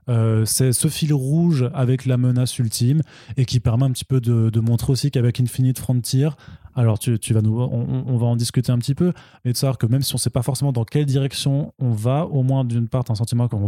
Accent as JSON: {"language": "French", "country": "Italy", "said": "je suis italienne, j'ai le droit. Parce que quelque, quelque part, je viens du Sud aussi."}